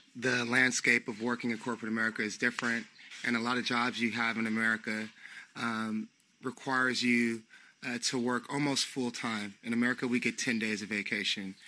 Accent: San Francisco, California, United States; moved away as an adult; now in Portugal; I'm from San Francisco, California. Um, I was born and raised there

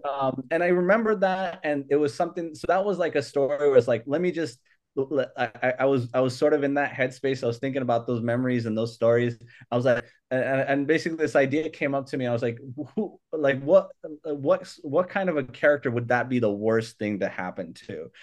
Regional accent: Hayward, California, United States; also born or lived in Sacramento, California / Logar, Afghanistan; I came here when I was a year and a half. Um, so, uh, so, so I grew up here in, in, uh, in, in the Bay Area, um, uh, at Hayward, California, and then also Sacramento, California

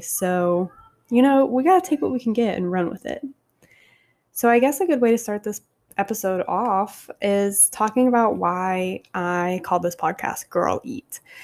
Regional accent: Savannah, Georgia, United States; moved away as an adult; now in Long Beach, United States; from Savannah

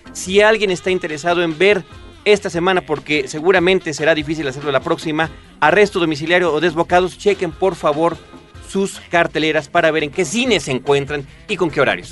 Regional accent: Mexico

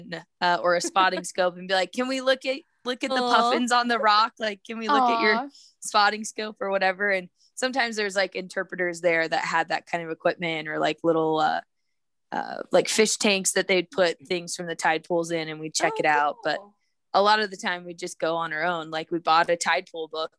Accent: Oregon City, Oregon, United States; originally I grew up in the Pacific Northwest in Oregon, just outside of Portland, a town called Oregon City.

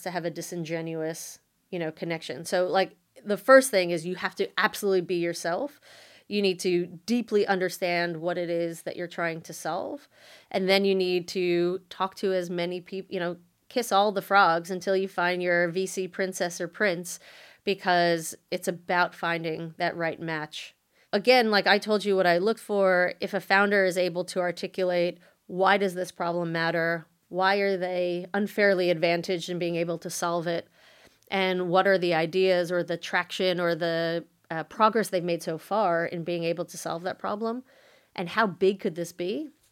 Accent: United States; moved away as an adult; now in Australia; I was born and raised in the States

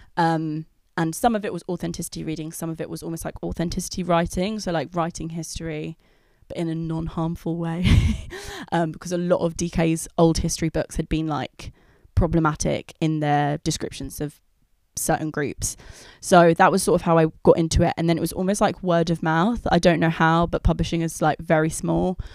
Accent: London, United Kingdom; I grew up in London

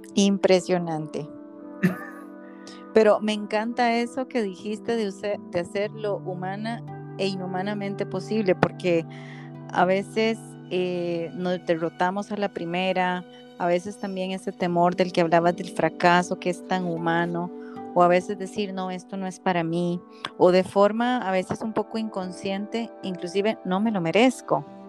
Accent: Costa Rica; yo como buena tica

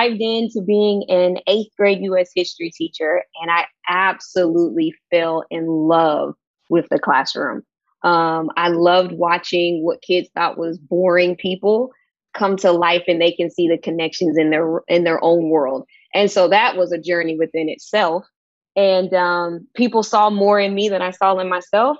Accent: Sacramento, California, United States; moved away as an adult; also born or lived in Houston, Texas; now in Portland, United States; I moved there from Sacramento, California, where I'm born and raised

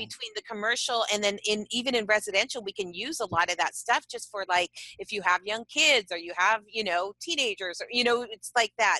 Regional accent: San Diego, California, United States; we're all mm from San Diego

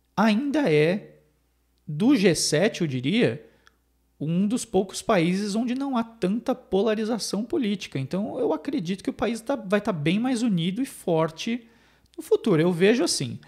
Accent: São Paulo, Brazil; now in Montreal, Canada; eu que sou de São Paulo

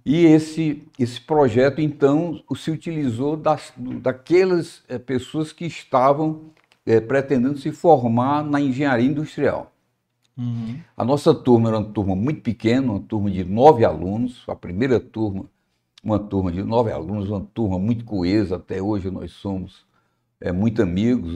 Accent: Fortaleza, Ceará, Brazil; eu sou de Fortaleza, de uma família muito estruturada

